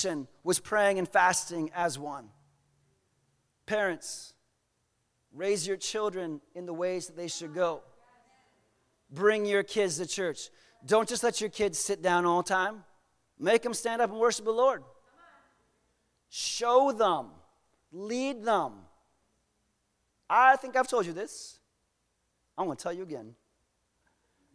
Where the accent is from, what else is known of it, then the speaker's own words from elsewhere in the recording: Southern United States, United States; we are from the Southern United States. We grew up differently